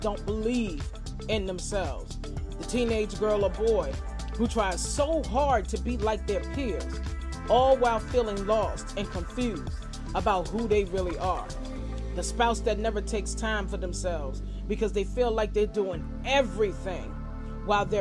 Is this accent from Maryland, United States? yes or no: no; Farmville, Virginia, United States; my hometown of Farmville, VA